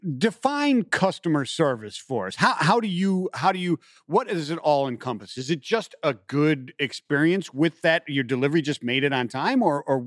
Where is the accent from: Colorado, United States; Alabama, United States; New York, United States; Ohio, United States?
Ohio, United States; Cleveland; I'm from Cleveland, so I'm a sucker for the underdog